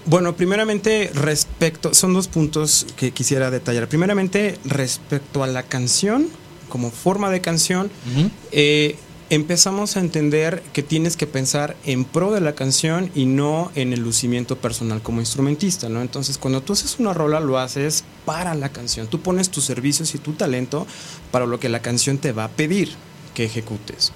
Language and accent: Spanish; Mexico; somos artistas mexicanos